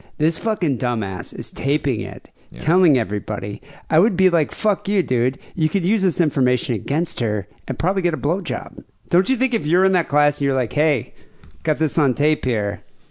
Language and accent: English; Michigan, United States; I grew up in Michigan.